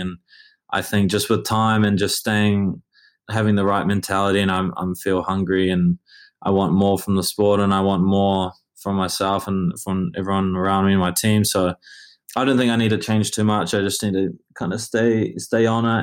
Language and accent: English; Auckland, New Zealand; moved away; I grew up in Auckland